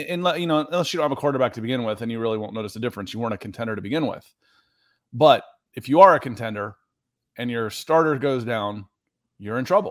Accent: East Cobb, Georgia, United States; moved away as an adult; also born or lived in Los Angeles, United States; I grew up in East Cobb

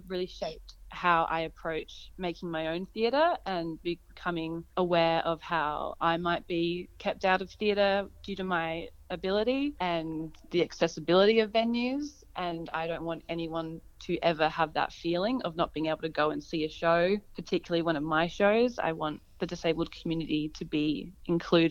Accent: Hallett Cove, South Australia, Australia; I grew up in Hallett Cove alongside the beach

